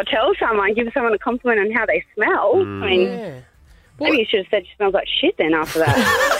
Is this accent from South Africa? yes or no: no; Darwin, Northern Territory, Australia; moved away; I come from Darwin